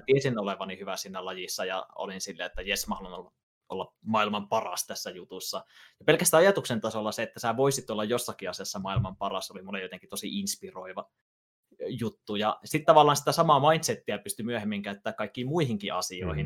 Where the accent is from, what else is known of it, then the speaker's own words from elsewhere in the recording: Ylivieska, North Ostrobothnia, Finland; mä oon Ylivieskasta, Pohjois-Pohjanmaalta kotosi